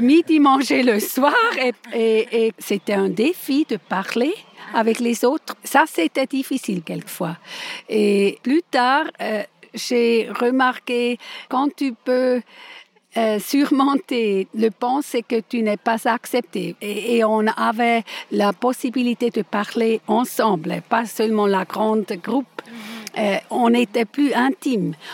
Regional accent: Zurich, Switzerland; first language Swiss German; French is a second language; moved away; Je suis venue du canton de Zurich et j'étais élevée réformée

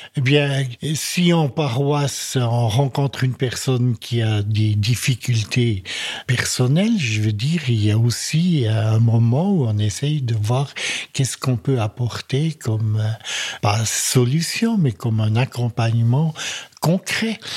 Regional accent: French-speaking Switzerland, Romandy, Switzerland; je suis un Suisse-Allemand qui, euh, dès sa tendre enfance, habité en Suisse romande

